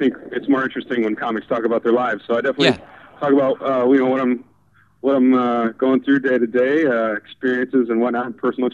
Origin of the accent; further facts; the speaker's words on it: Madison, Wisconsin, United States; moved away as an adult; also born or lived in Chicago; now in Los Angeles, United States; I went to school in Madison. I grew up there.